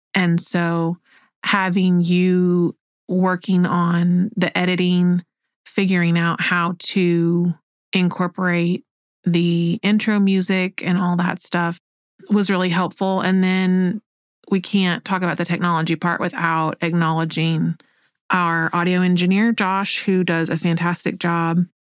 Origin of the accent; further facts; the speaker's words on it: Oklahoma, United States; moved away as an adult; also born or lived in North Carolina / Hawaii / Alabama; I grew up here in Oklahoma.